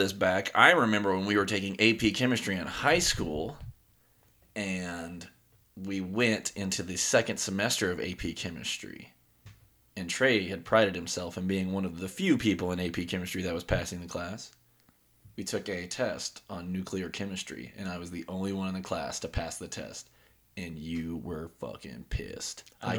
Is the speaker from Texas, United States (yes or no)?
yes; Humble, Texas, United States; born there; So I was born in a small suburb of Houston, Texas.